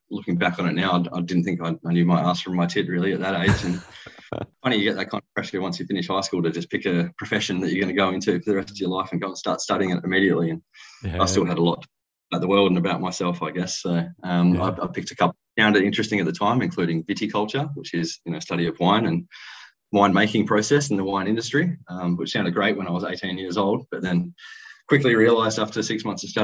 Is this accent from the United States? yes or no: no; Perth, Western Australia, Australia; I was born and raised in Perth